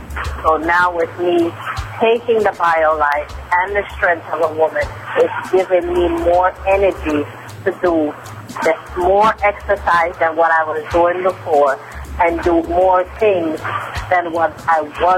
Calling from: Queens, New York, United States; Yes, I am calling you from Queens, New York.

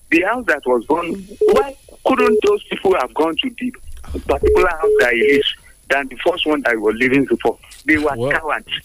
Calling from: Abeokuta, Ogun State, Nigeria; I'm calling from the People's Parliament in Leme, um, in Abeokuta.

